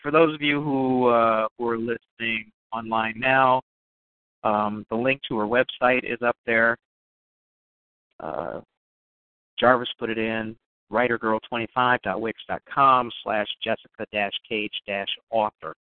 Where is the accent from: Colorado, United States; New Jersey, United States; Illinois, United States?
Illinois, United States; Chicago; also born or lived in North Side, Chicago; I'm a transplanted North Sider. I grew up on the South